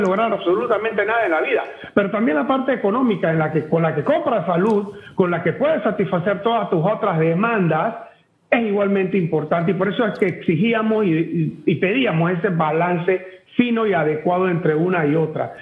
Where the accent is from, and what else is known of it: Panama